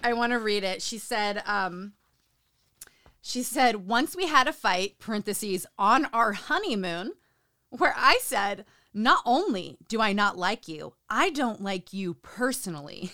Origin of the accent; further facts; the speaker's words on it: Utah, United States; Growing up in Utah